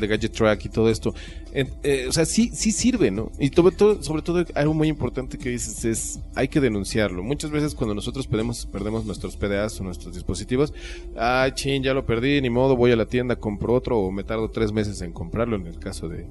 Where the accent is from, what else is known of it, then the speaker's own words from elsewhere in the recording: Mexico; a nosotros mexicanos